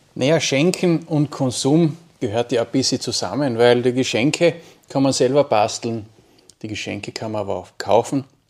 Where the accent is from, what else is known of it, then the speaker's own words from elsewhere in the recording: Wolfsberg, Carinthia, Austria; ich bin Kärntner, ich komme aus dem schönen Wolfsberg